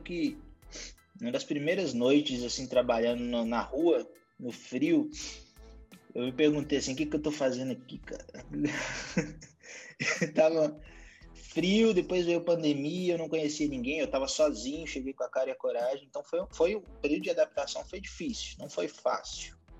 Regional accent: Montes Claros, Minas Gerais, Brazil; moved away as an adult; also born or lived in New York / Los Angeles; Eu sou de Montes Claros, norte de Minas Gerais

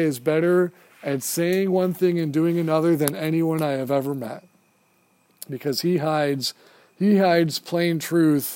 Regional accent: United States; As an American Marine, as an officer in the Marine Corps

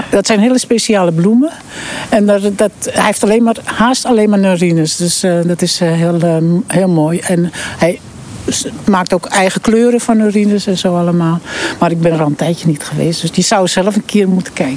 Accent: Heemskerk, North Holland, Netherlands; het huis waar ik geboren ben. Eh, dat is voorweg 46 vandaag. Hier ben ik opgegroeid

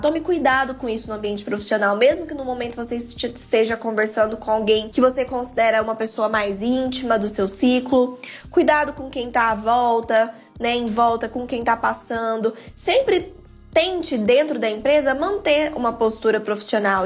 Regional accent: Goiás, Brazil; Aqui na minha casa, eu uso, né, gírias aqui do Goiás, aqui da minha terrinha

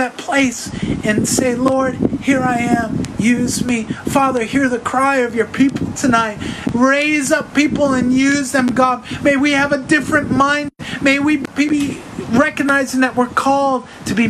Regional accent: New York, United States; moved away; also born or lived in Delaware; I'm from New York

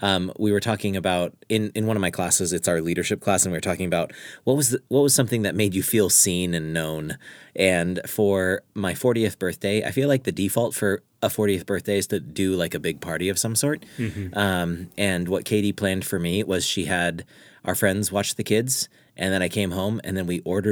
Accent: California, United States; And then going to the beach, because I'm Californian, am I right?

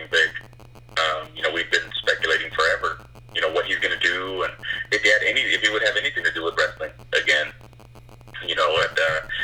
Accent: Robstown, Texas, United States; now in San Antonio, United States; I'm from Robstown, right? I'm from that little place. I live out here in San Antonio now

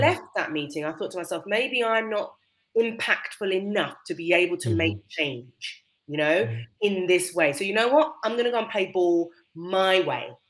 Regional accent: United Kingdom; in our culture as British people

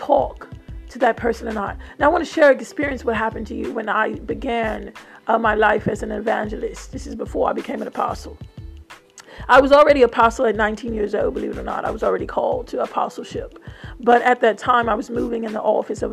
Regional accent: United Kingdom; accent: British; my accent, so it's a British accent

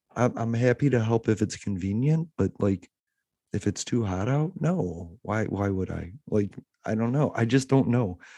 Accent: Illinois, United States

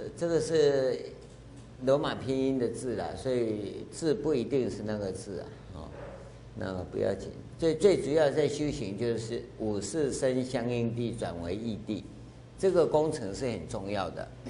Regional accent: Taiwan; 我跟各位一样，我们都在台湾这个社会长大

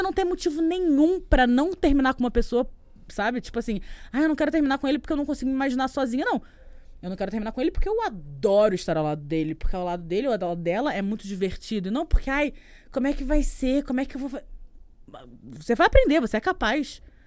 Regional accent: Rio de Janeiro, Brazil; eu sou do Rio de Janeiro

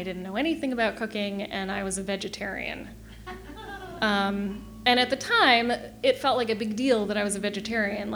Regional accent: Kansas City, Missouri, United States; moved away as an adult; also born or lived in Chicago / northern Michigan; now in Michigan, United States; I grew up in Kansas City, Missouri, not Michigan.

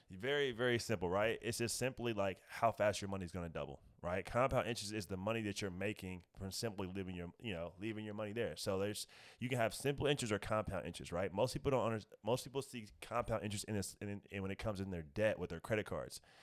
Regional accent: Indianapolis, Indiana, United States; moved away as an adult; now in Los Angeles, United States; I'm originally from Indianapolis, Indiana, three one seven, shout out to my city

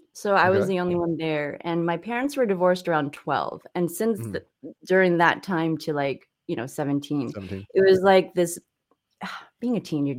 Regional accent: San Clemente, California, United States; So growing up in California was odd during that time. I think I was like the only Asian, one of few in San Clemente.

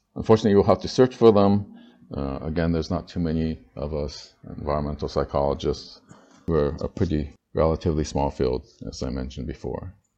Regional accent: California, United States; moved away as an adult; now in Tainan, Taiwan; growing up in California

